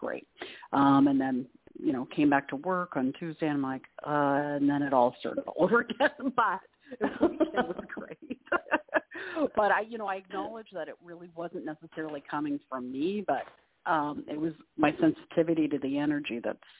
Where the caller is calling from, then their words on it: Canada; Oh, hi, Claire. … from Canada.